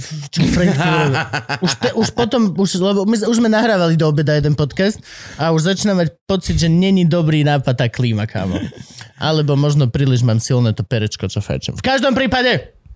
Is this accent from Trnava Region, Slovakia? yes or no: no; Dolný Kubín, Žilina Region, Slovakia; mám 35 rokov, som z Dolného Kubina, za svoj život som toho stihol viacej ako bežný občan.